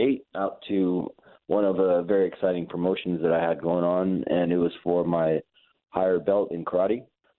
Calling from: Tuscaloosa, Alabama, United States; I'm calling you from Tuscaloosa.

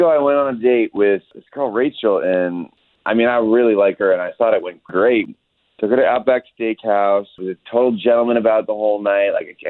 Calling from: Florida, United States; Hey, man, I'm just outside Waterford Lakes.

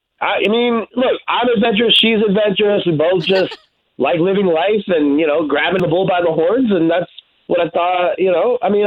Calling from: Windermere, Florida, United States; I'm calling from Windermere.

